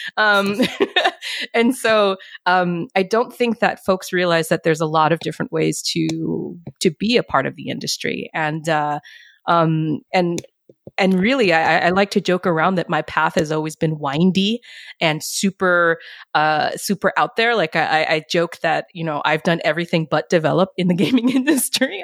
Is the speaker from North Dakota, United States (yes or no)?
no; New York City, New York, United States; moved away as an adult; now in Sweden; I'm from New York City